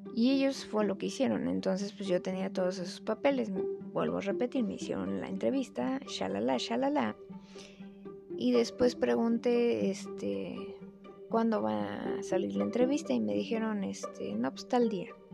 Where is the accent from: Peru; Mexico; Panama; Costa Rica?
Mexico